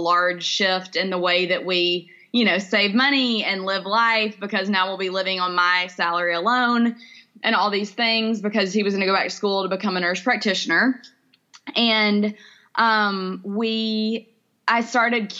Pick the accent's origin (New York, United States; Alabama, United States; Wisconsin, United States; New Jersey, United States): Alabama, United States; Birmingham; I'm in Birmingham. I was born and raised here